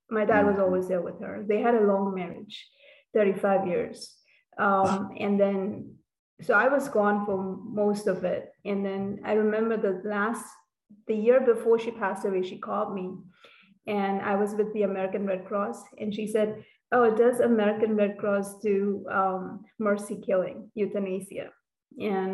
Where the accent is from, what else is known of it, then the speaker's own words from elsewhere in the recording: Cape Town, Western Cape, South Africa; moved away as an adult; also born or lived in Mumbai, India / London, United Kingdom / Canada; now in Los Angeles, United States; Grew up in Cape Town for a little bit